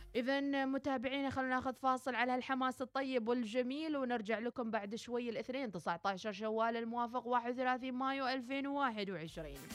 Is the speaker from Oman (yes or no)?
yes; Oman; كلنا كعمانيين